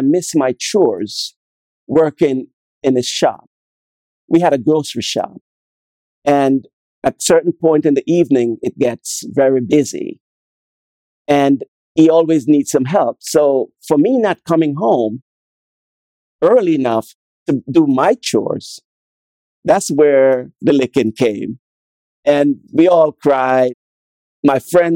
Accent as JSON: {"language": "English", "country": "Jamaica", "tie": "born or raised there", "said": "Growing up in Jamaica was a very exciting time for me"}